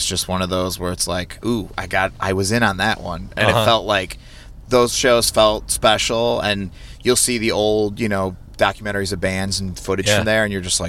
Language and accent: English; Indiana, United States; moved away; I grew up in Indiana